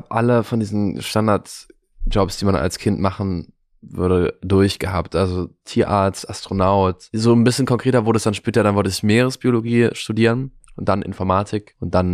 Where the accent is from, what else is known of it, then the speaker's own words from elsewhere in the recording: Cologne, North Rhine-Westphalia, Germany; now in Berlin, Germany; Nee, ich komme aus Köln eigentlich.